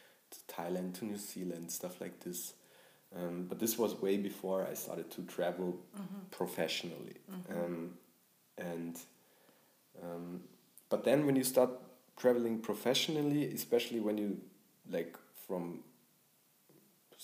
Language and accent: English; Bavaria, Germany; growing up in Bavaria